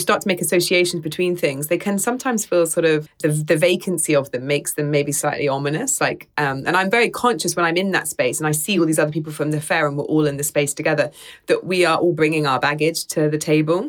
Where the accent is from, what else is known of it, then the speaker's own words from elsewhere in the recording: United Kingdom; as a British person